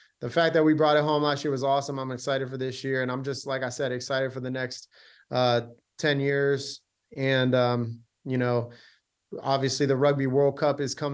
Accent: United States; being an American

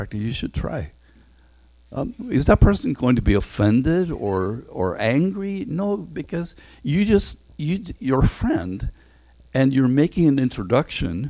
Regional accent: Northern Ireland, United Kingdom; moved away; I grew up in Northern Ireland, and I went to this stuffy grammar school.

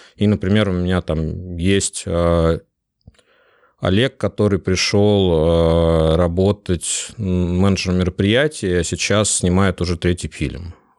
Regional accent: Saint Petersburg, Russia; я из Питера

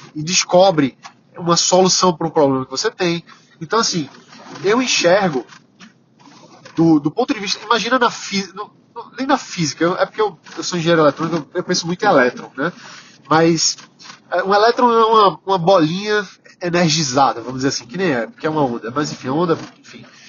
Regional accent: Recife, Pernambuco, Brazil; eu sou pernambucano, sou recifense, adoro ser recifense

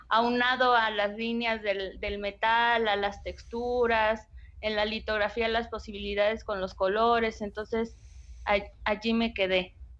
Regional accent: Mexico City and Hidalgo, central Mexico, Mexico; now in Guanajuato, Mexico; mi infancia se desarrolla entre la Ciudad de México e Hidalgo

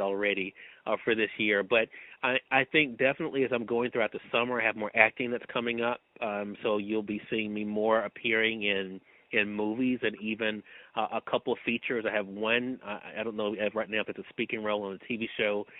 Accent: Mississippi, United States; I'm from Mississippi

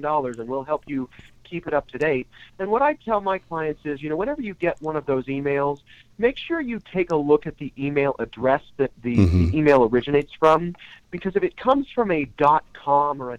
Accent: Monroeville, Pennsylvania, United States; Monroeville, PA

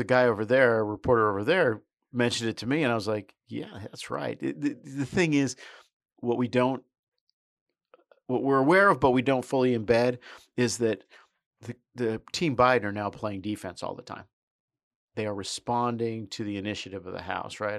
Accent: United States; I'm an American

